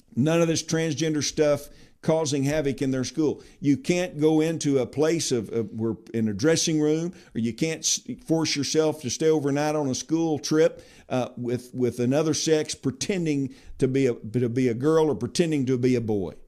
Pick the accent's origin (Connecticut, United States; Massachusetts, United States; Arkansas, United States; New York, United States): Arkansas, United States; my home state of Arkansas